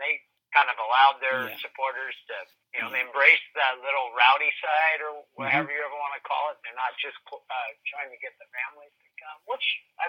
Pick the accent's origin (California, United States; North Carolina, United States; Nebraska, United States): Nebraska, United States; moved away; Now, I moved here in 79. I remember the NASL teams, but I came from Nebraska. We didn't know what soccer was in Nebraska back in the 70s.